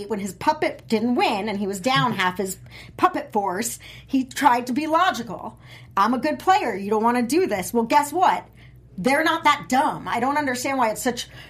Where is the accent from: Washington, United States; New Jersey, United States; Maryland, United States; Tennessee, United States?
New Jersey, United States; I'm also from New Jersey